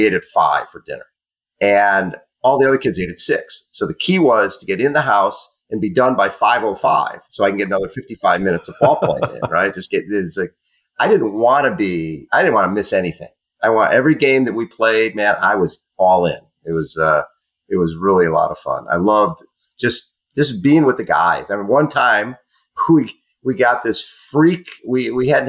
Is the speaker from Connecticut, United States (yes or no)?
no; Chicago, Illinois, United States; I was born in Chicago